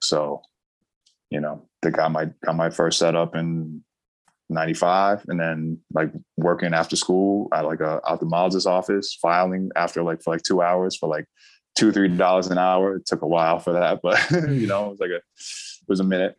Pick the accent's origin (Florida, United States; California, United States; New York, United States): New York, United States; New York City; I'm a native New Yorker prior, long prior to the internet.